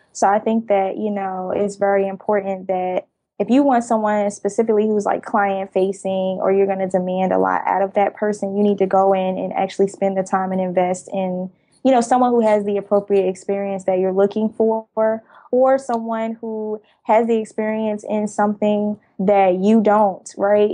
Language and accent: English; Jersey City, New Jersey, United States; now in Atlanta, United States; I currently live in Atlanta, but I'm originally from Jersey City, New Jersey. I grew up in a very dense, populated area